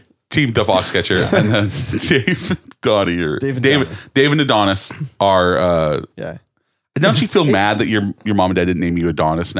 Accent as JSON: {"language": "English", "region": "California", "country": "United States", "said": "But we're wrestlers from California"}